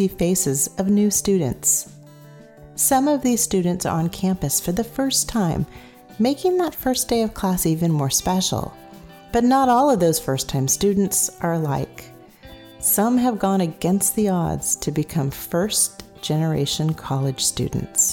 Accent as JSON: {"language": "English", "town": "San Jose", "region": "California", "country": "United States", "tie": "born or raised there", "said": "I was raised in San Jose, California, in a middle-class family"}